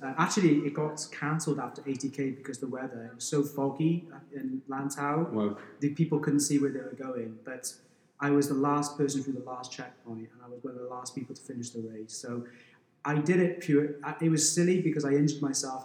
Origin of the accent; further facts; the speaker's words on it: Wales, United Kingdom; now in Hong Kong; I grew up in Wales, so as soon as I could walk, they would throw me a rugby ball